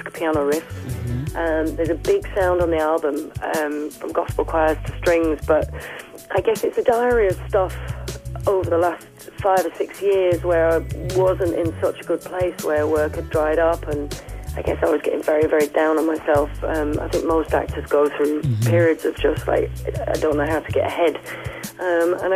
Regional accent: Yorkshire and the Humber, United Kingdom; accent: Northern; The Northern accent, I come from Yorkshire

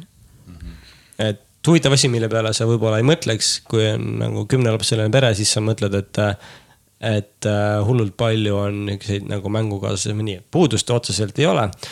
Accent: Tapa, Lääne-Viru County, Estonia; kasvasime üles Tapal

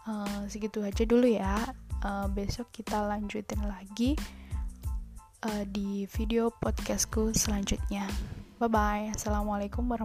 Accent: Solo, Central Java, Indonesia; now in Yogyakarta, Indonesia; Aku tinggal di Jogja eh, Aku tuh orang Solo Bapak itu asli Solo, ibu asli Magelang.

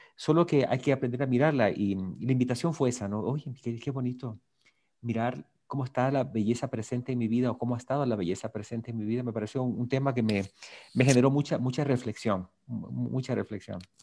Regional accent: Guayaquil, Guayas, Ecuador; also born or lived in Puerto Viejo (Portoviejo), Ecuador; yo nací en Guayaquil

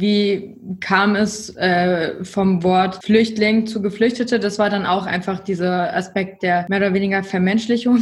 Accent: Northeim, Lower Saxony, Germany; Ich komme ja selber aus Nordheim, das ist in der Nähe von Göttingen

